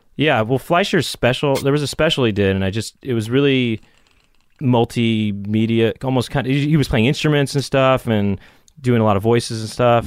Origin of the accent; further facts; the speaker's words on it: Los Angeles, California, United States; I grew up in Los Angeles.